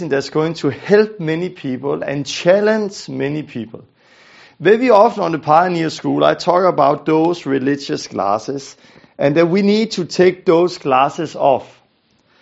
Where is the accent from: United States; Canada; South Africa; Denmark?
Denmark; I'm from Denmark, I'm a Danish guy